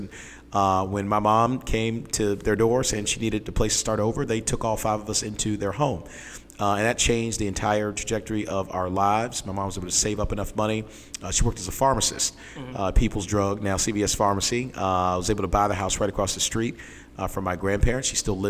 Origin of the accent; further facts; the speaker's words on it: Washington, District of Columbia, United States; also born or lived in Pittsburgh, Pennsylvania; now in Northern Virginia, United States; And so I was born in Pittsburgh, but actually grew up in Washington, D.C.